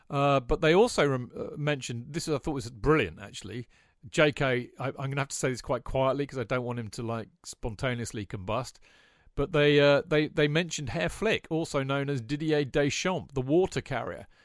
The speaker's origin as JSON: {"language": "English", "town": "Glasgow", "region": "Scotland", "country": "United Kingdom", "said": "I'm a Glaswegian."}